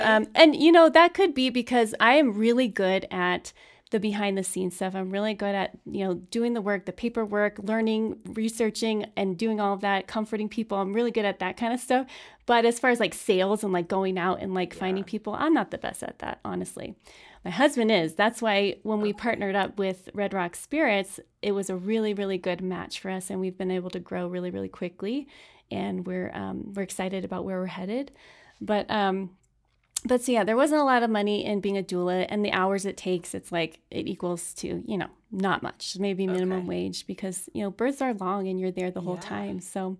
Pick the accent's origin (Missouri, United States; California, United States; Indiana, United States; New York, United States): California, United States; In California.